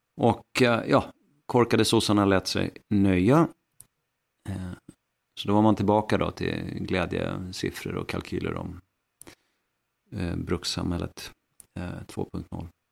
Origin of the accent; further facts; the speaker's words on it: Västernorrland County, Sweden; uppe hos mig faktiskt, i, i mitt hemlän Västernorrland